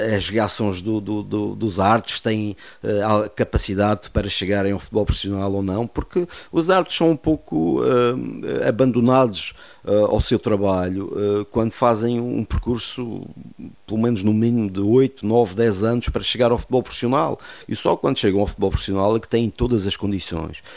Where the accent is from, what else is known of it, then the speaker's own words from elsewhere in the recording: Madeira, Portugal; Eu fui o único árbitro madeirense da Associação Fal Madeira